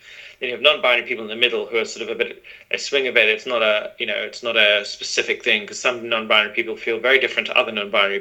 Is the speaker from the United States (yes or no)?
no; Zimbabwe; moved away; also born or lived in London, United Kingdom; growing up in Zimbabwe, which was a British colony